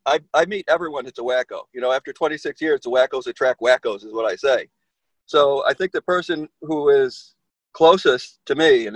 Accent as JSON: {"language": "English", "town": "Alexander", "region": "New York", "country": "United States", "tie": "born or raised there", "also_born_or_lived": "Buffalo, New York / Brockport, New York", "lives_now": "Rochester, United States", "said": "I was born in Buffalo, but I grew up in Indian Falls and then Alexander, New York, and I went to college in Brockport."}